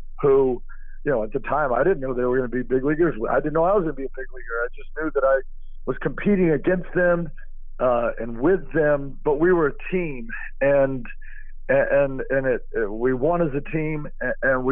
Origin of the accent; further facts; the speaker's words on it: Austin, Texas, United States; Growing up in Austin, I was James Street's son.